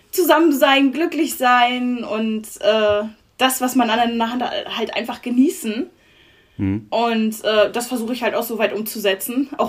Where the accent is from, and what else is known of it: Bad Oldesloe, Schleswig-Holstein, Germany; born or raised there